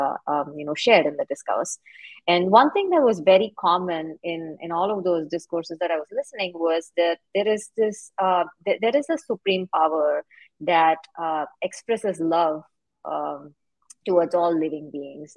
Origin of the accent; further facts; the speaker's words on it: India; moved away as an adult; now in United States; I'm actually originally from India, and I moved to the U.S. to pursue higher education.